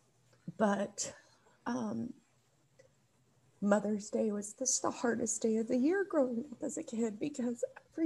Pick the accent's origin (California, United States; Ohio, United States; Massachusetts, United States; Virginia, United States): Ohio, United States; I was born in Ohio